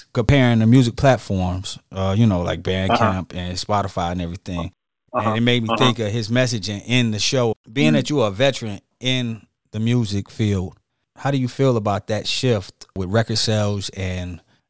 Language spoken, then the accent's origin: English; Detroit, Michigan, United States; now in Atlanta, United States; I'm from Detroit